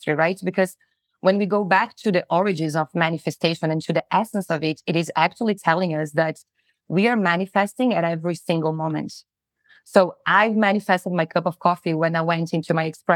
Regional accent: Brazil; moved away as an adult; also born or lived in New Zealand; I'm originally from Brazil

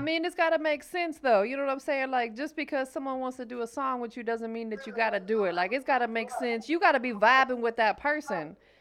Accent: Florida, United States; I'm from Florida

